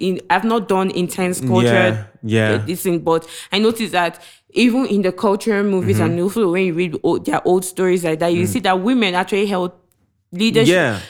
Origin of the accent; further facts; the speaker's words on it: Ogun State, Nigeria; also born or lived in Ibadan; I was born in Yoruba land. Sorry, I was born in Ibadan. They grew up in a state part in Ogun State.